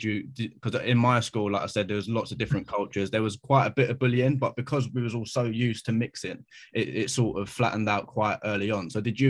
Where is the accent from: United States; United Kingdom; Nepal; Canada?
United Kingdom; London; I grew up in South London. I was around so many different cultures, races